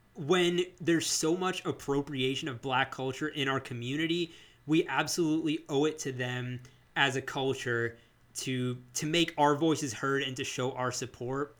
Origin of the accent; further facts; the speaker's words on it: United States; as Asian American, South Asian